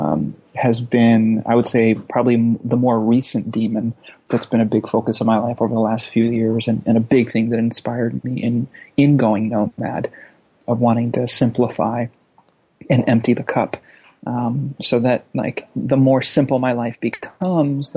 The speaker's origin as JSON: {"language": "English", "town": "Los Angeles", "region": "California", "country": "United States", "tie": "born or raised there", "also_born_or_lived": "Lausanne, Switzerland / Amsterdam", "said": "then in LA through high school"}